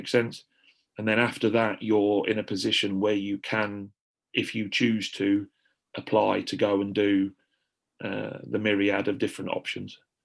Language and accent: English; Lincolnshire, East Midlands, United Kingdom; I grew up in Lincolnshire